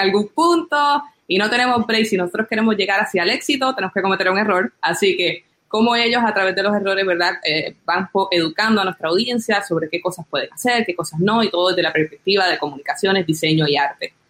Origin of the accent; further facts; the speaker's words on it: Puerto Rico; nosotros los puertorriqueños